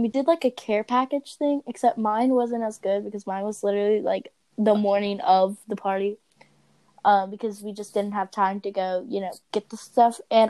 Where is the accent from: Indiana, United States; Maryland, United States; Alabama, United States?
Maryland, United States; we're from Maryland and usually we get snow.